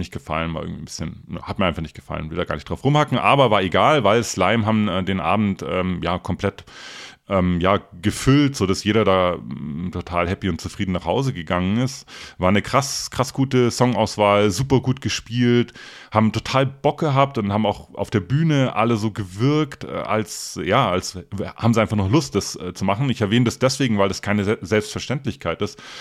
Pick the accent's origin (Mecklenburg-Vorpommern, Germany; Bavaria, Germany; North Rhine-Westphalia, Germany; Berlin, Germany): Bavaria, Germany; Donauwörth; ich glaube es war 1991, auf dem Baggersee Open Air in meiner Heimatstadt Donauwörth.